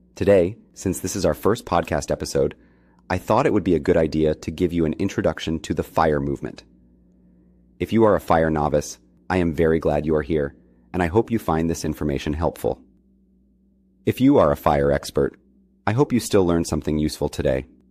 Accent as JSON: {"language": "English", "country": "Colombia", "moved": "yes", "lives_now": "New York City, United States", "said": "I am originally from Colombia"}